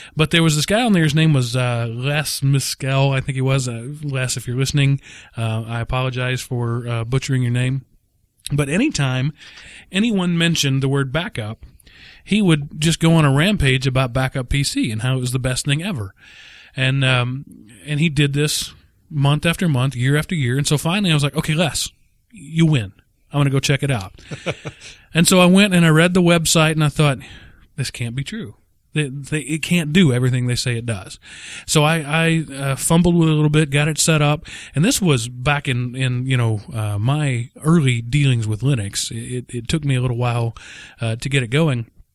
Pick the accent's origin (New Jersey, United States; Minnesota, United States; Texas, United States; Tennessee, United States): Texas, United States; we're from Texas